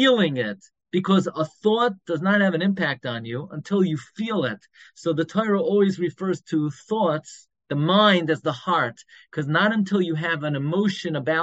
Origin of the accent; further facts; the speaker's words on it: New York City, New York, United States; moved away as an adult; now in Five Towns, United States; When I grew up in Flatbush, I grew up on M31st